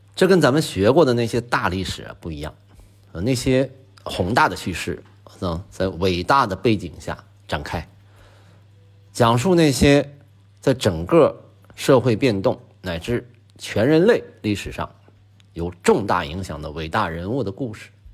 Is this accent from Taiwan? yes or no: no; Northeast China, China; 作为一个东北人